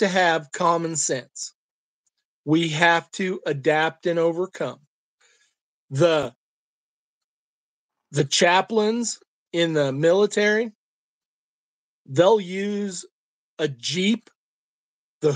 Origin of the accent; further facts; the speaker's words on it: Illinois, United States; now in Kansas, United States; I grew up in Illinois where we actually said Arkansas